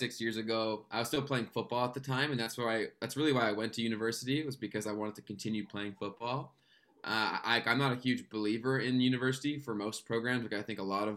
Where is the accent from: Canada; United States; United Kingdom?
Canada; I'm a Canadian YouTuber and social media strategist